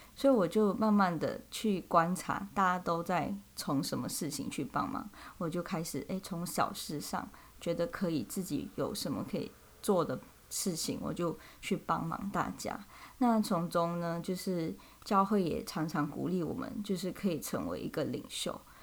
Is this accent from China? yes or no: no; Malaysia; moved away as an adult; now in Taiwan; 我是来自马来西亚